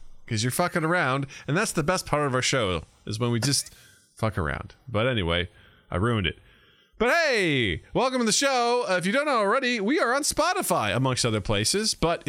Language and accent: English; Illinois, United States; we're from Illinois.